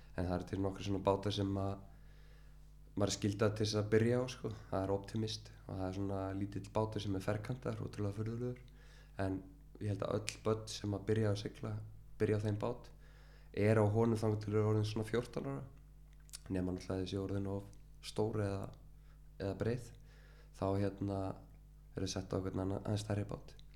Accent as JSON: {"language": "Icelandic", "town": "Reykjavík", "region": "Capital Region", "country": "Iceland", "tie": "born or raised there", "said": "er semst úr Skerriferði og uh, ég bjóð þar í 30 ár"}